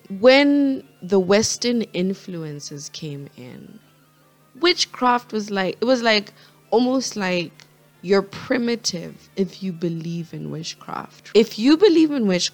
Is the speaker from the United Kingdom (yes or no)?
no; Botswana; Botswana, my home country, where I'm from